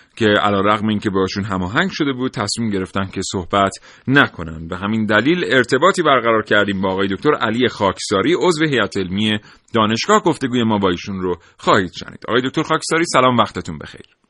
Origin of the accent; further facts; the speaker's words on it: Iran; به عنوان یک ایرانی که مالیات پرداخت میکنه